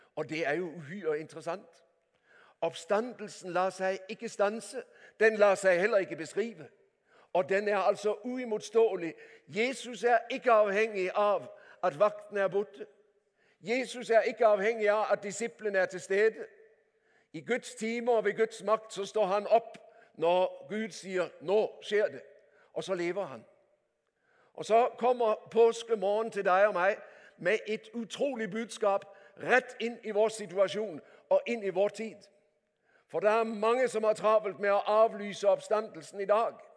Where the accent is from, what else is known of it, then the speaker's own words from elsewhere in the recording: Denmark; Norwegian is a second language; moved away as an adult; now in Norway; Jeg er ektefødt danske